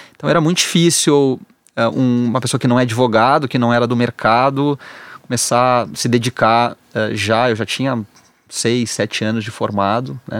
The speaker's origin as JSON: {"language": "Portuguese", "region": "Rio Grande do Sul", "country": "Brazil", "said": "eu sou gaúcho"}